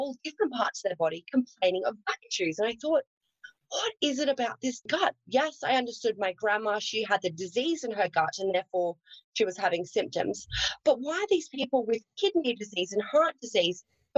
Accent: Australia; accent: Australian; I was raised on a farm in Australia, so I'm an Aussie girl, hence the accent.

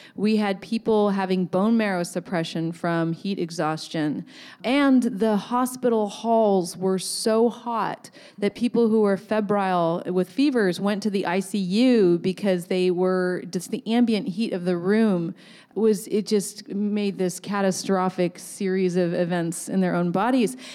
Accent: Ohlone Territory, California, United States; growing up in this land. Um, I was born in Ohlone Territory

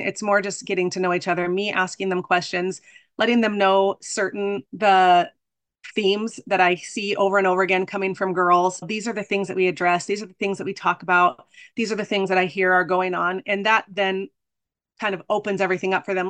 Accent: Arizona, United States; I'm from Arizona

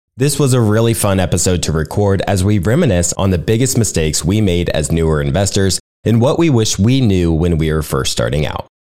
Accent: Nebraska, United States; I'm from Nebraska

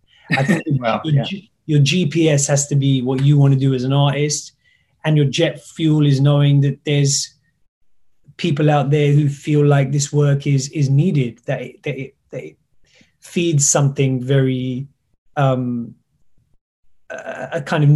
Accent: United Kingdom; I am British, and so the feeling of suddenly realizing whether you're welcome here or you belong in a certain place

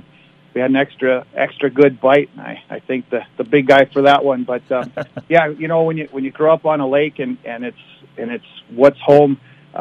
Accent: Rainy Lake, Minnesota, United States; Born and raised on Rainy Lake.

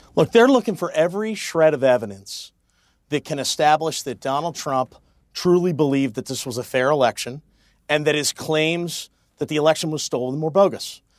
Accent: Pennsylvania, United States; Pennsylvania, my home state

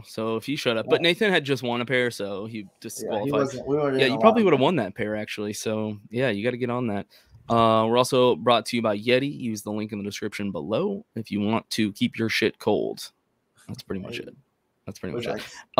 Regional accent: North Carolina, United States; born there; I was born in North Carolina, so I rep some Panthers stuff, but Texans at heart.

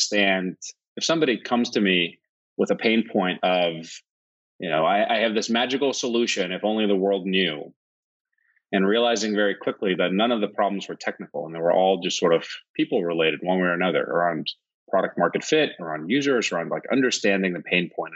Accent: Northeastern Region, Iceland; also born or lived in Huntsville, Alabama; now in United States; I'm originally from Iceland, born and raised on the northern coast in a little fishing village of about 500 people

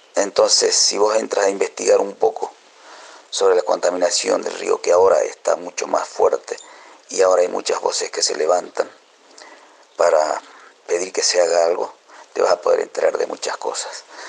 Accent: Bolivian Gran Chaco, Tarija, Bolivia; moved away as an adult; also born or lived in La Paz; cuando me fui del Chaco, me fui a estudiar hacia, La Paz y empezar mi carrera como compositor

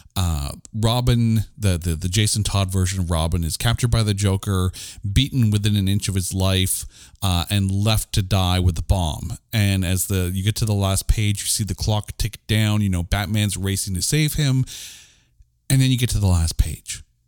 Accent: Canada; I'm Canadian

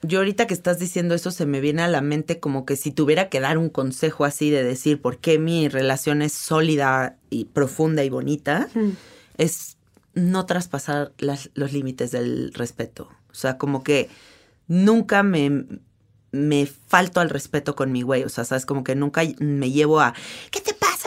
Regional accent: Mexico; soy mexicana

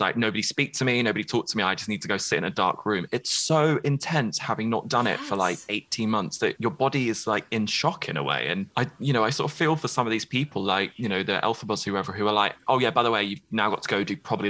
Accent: United Kingdom; accent: British; my British accent.

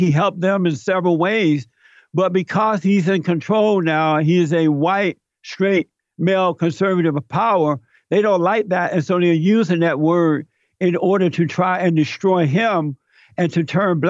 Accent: Alabama, United States; I grew up in Alabama. I grew up under the Jim Crow laws. I grew up on a plantation.

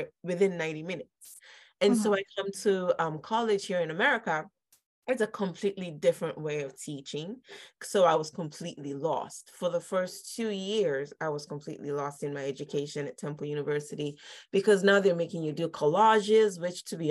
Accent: Lagos, Nigeria; moved away as an adult; now in Philadelphia, United States; I grew up in Nigeria, Lagos, mm-hmm. Nigeria. And I moved here for college when I was 18.

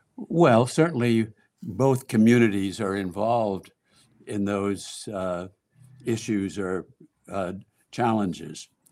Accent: Los Angeles, California, United States; moved away as an adult; also born or lived in Washington, D.C.; growing up in Hollywood and working in Hollywood

